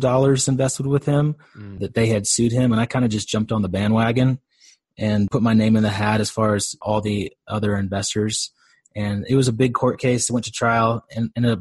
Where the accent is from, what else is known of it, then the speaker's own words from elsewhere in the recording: Dallas, Texas, United States; I'm from Dallas, Texas